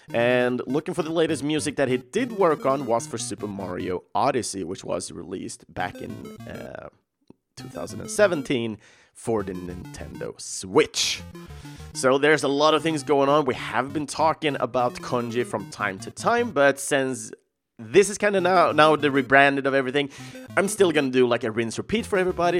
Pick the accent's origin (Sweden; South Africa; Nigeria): Sweden; English is a second language; young, don't understand that much English, uh, growing up in Sweden